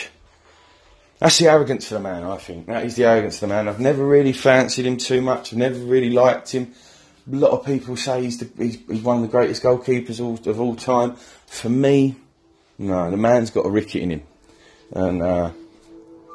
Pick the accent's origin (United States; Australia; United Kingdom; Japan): United Kingdom; England; I'm proud to be English